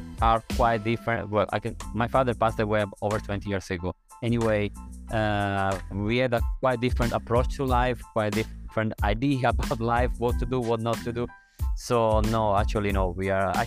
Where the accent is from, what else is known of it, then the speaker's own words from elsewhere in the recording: Sicily, Italy; now in Thailand; I'm from Sicily, and in Sicily, at least up to the previous generation, we have still this idea